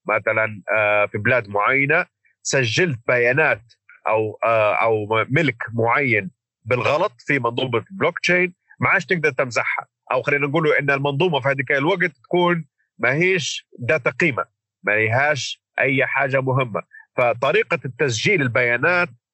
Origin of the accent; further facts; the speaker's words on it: Libya; moved away as an adult; now in London, United Kingdom; احنا كليبيين